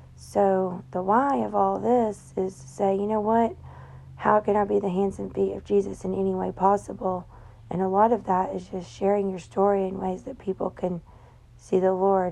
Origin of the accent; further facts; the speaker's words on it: Tennessee, United States; I'm from Tennessee